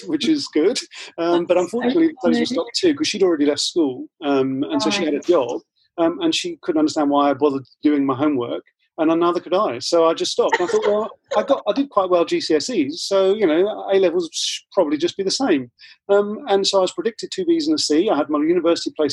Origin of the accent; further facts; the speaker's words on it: Ilford, London, United Kingdom; I grew up in Ilford in Essex.